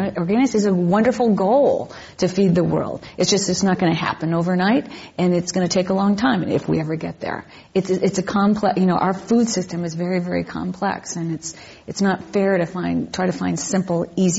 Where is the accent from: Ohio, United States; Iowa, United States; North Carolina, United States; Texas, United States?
Iowa, United States; now in California, United States; I am actually from Iowa originally, from a long line of corn growers.